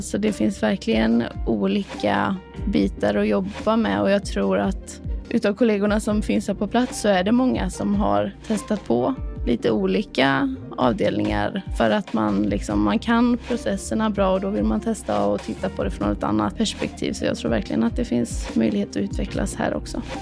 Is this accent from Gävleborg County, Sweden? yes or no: no; Skövde, Västra Götaland, Sweden; moved away as an adult; also born or lived in Gothenburg; now in Kristianstad, Sweden; jag är ursprungligen från Skövde